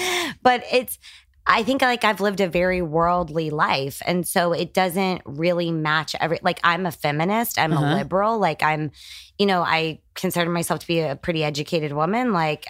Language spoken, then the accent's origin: English; San Antonio, Texas, United States; born there; Well, I was born in San Antonio, Texas, but we moved all the time.